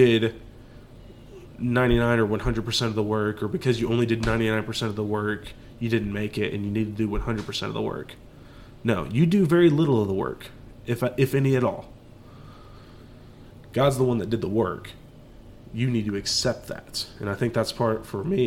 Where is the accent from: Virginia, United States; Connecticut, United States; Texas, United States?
Texas, United States; Dallas; we're from Dallas, Texas